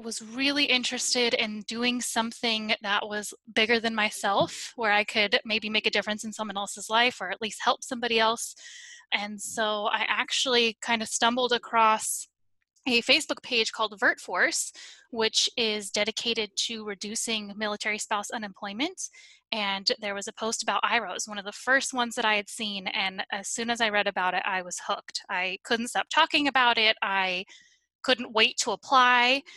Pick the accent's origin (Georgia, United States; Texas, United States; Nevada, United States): Nevada, United States; Reno; moved away as an adult; now in North Carolina, United States; I am originally from Reno, Nevada, but I currently live in North Carolina